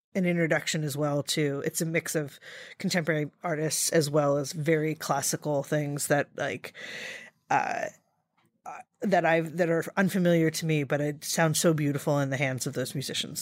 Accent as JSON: {"language": "English", "town": "Reading", "region": "Pennsylvania", "country": "United States", "tie": "born or raised there", "moved": "yes", "lives_now": "New York, United States", "said": "I grew up in Reading, Pennsylvania"}